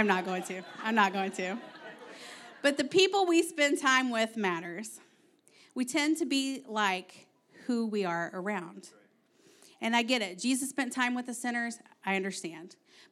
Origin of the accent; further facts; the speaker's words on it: Kentucky, United States; accent: Kentucky; now in Ohio, United States; For example, if you don't know, I grew up in Southeast Kentucky. And when Aaron met me, my accent was thick, okay? Now, I moved to Ohio, and I started talking like all y'all northerners up here.